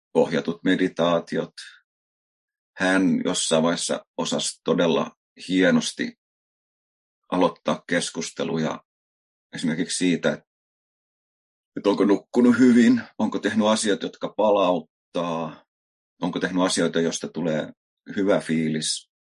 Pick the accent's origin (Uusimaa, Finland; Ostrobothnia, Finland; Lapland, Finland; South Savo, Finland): Uusimaa, Finland; Helsinki; moved away as an adult; mä oon Helsingistä kotosi asunut siellä elämästäni niin aika ison